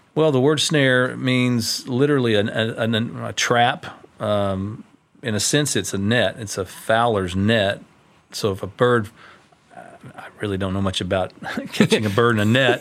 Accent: Tyler, Texas, United States; When I was a kid, I grew up over in Tyler

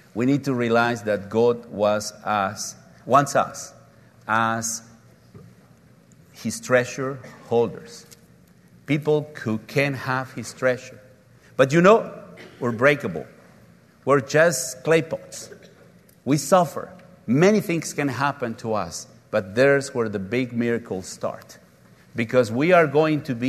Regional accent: Oaxaca, Mexico; My hometown is Oaxaca, and we're very proud because we make clay pots out of black clay

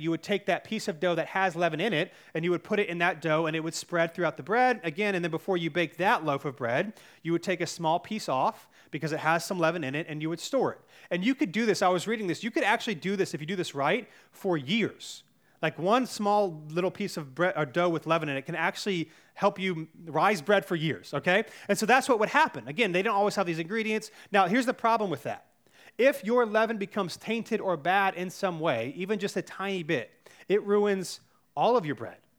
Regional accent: Cary, North Carolina, United States; I grew up in Cary, North Carolina, which is one of the safest places to live in all the United States

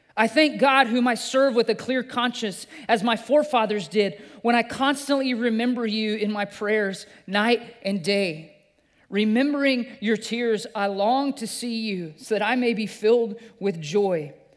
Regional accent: Green River, Wyoming, United States; I grew up in Green River, Wyoming

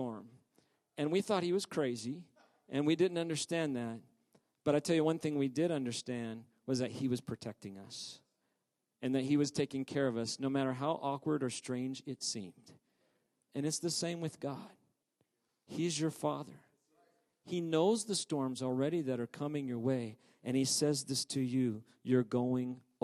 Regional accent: Oklahoma, United States; As a kid, I grew up in Oklahoma and we have tornadoes.

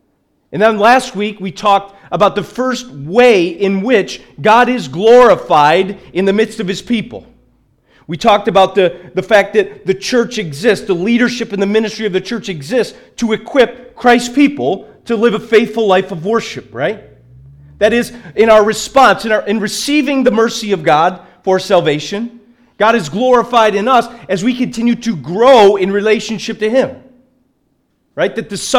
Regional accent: Liverpool, North West England, United Kingdom; I'm from Liverpool originally.

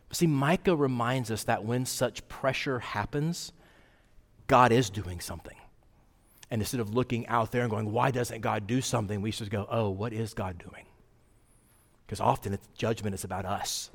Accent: Wyoming, United States; moved away; I grew up in Wyoming, and I like to go back every summer where my parents live

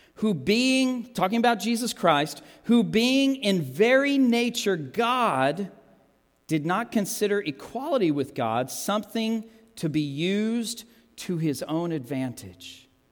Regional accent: United States; I'm an American

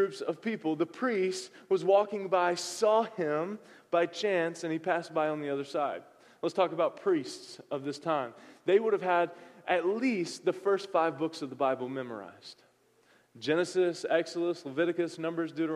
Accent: the South, United States; moved away; I'm from the South

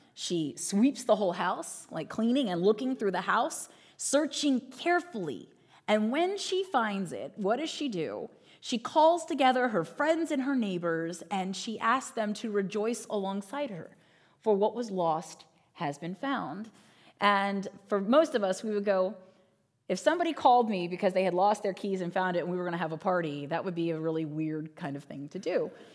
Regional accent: Northern Virginia, United States; I grew up in Northern Virginia

